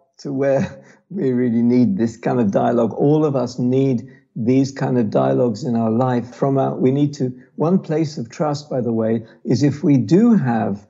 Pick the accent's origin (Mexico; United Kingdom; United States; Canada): United Kingdom; London; born or raised there; now in Israel